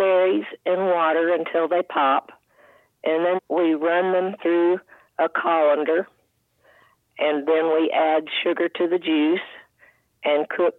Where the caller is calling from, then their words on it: Nacogdoches, Texas, United States; Nacogdoches, Texas.